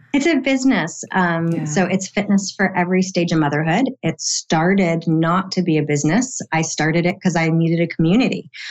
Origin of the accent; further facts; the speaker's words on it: San Diego, California, United States; here in my hometown in San Diego